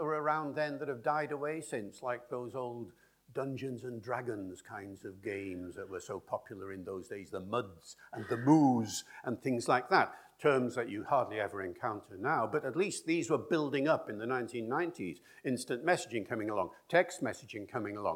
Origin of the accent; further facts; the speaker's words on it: Wales, United Kingdom; Where are you from? I said, Wales